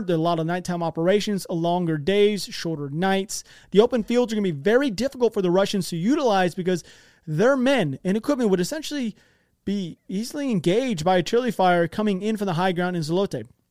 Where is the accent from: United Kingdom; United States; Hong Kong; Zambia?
United States; I'm American. You know, I speak American.